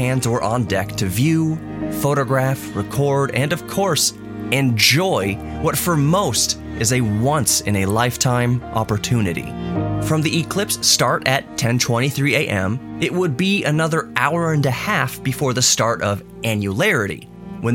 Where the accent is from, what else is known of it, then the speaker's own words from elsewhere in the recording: San Antonio, Texas, United States; where I was born in San Antonio, Texas